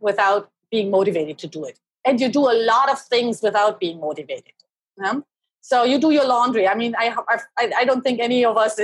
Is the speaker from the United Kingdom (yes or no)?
no; Germany; now in Seattle, United States; I was born and raised in Germany